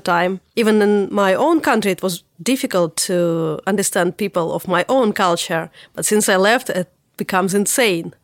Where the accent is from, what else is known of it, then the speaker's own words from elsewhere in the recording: Russia; English is a second language; moved away; I'm from Russia. You could already tell that by my tough accent. I left my country